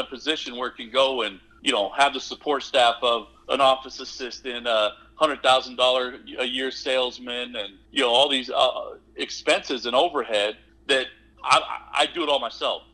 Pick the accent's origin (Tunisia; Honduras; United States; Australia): United States; Nebraska; now in Miami, Texas, United States; I, I grew up in Nebraska